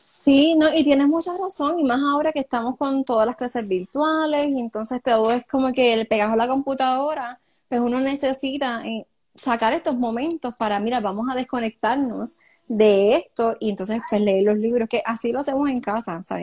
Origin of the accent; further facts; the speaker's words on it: Cidra, Puerto Rico; yo soy de Sidra